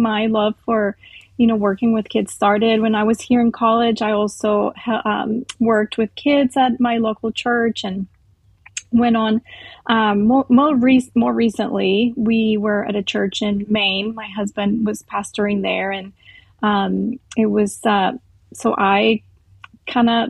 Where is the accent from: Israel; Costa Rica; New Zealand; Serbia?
Costa Rica; moved away; I grew up in Costa Rica.